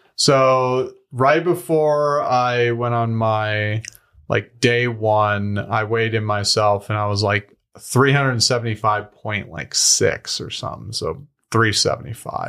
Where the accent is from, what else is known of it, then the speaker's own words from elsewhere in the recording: Denver, Colorado, United States; moved away as an adult; also born or lived in Wyoming / Australia; I grew up here in Denver, Colorado.